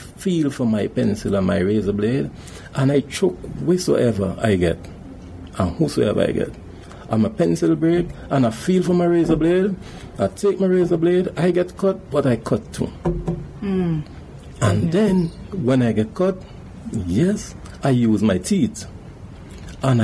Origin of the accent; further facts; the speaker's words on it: Sandy Bay, Charlotte, St. Vincent & Grenadines; growing up in Sandy Bay Village.